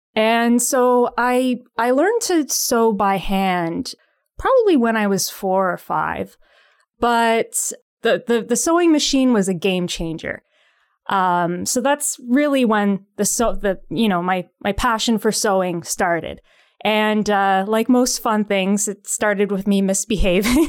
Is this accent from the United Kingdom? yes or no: no; Pickering, Ontario, Canada; now in Ottawa, Canada; Ottawa is my adopted city. I, uh, I'm from Pickering originally, so the Toronto area.